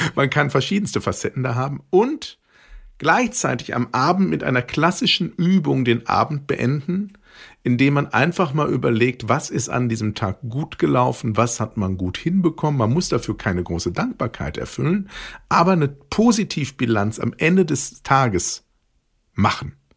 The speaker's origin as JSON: {"language": "German", "area": "Ruhr area", "region": "North Rhine-Westphalia", "country": "Germany", "tie": "born or raised there", "said": "bei uns im Ruhrgebiet, wo ich groß geworden bin"}